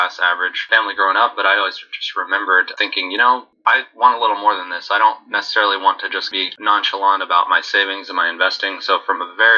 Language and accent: English; Central Texas, United States; also born or lived in Houston; I was born in Central Texas in 1988 and basically grew up in the 90s